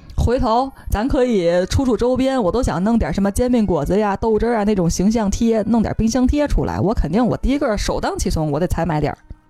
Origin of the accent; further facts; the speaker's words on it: Tianjin, China; now in Beijing, China; 我作为天津人